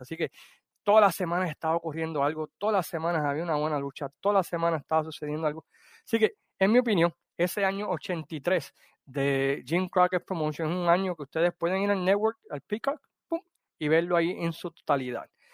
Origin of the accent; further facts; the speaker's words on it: Puerto Rico; now in Chicago, United States; me vine para acá a los Estados Unidos cuando tenía 5 años y, y regresé a Puerto Rico cuando tenía 8.